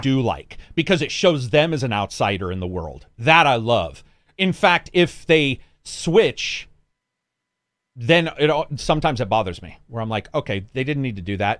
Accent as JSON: {"language": "English", "region": "Oregon", "country": "United States", "said": "they're talking in, like, Oregonian from where I'm from"}